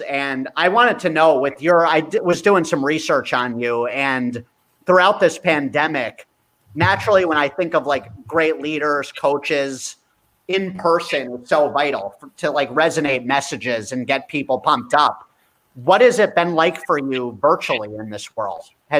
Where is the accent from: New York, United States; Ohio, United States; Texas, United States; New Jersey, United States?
New Jersey, United States; We all grew up in New Jersey.